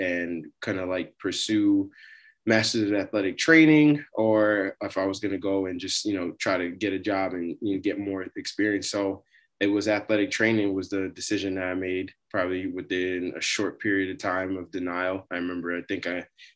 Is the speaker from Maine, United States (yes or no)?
no; New York, United States; moved away; also born or lived in Montvale, New Jersey; born and raised in New York